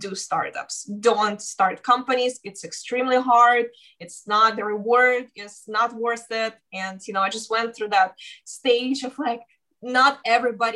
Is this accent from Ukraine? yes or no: yes; Ukraine; moved away as an adult; also born or lived in Russia; now in United States; I was born in Russia and raised in Ukraine